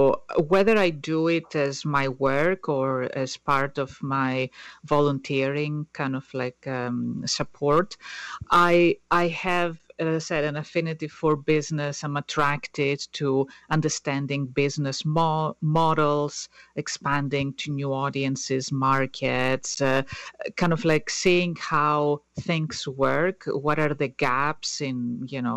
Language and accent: English; Greece; first language Greek; English is a second language; moved away as an adult; also born or lived in Netherlands; now in United States; as you can tell from my accent, I'm not from the U.S., so I was born in Greece, and soon after I graduated high school, I moved to the Netherlands.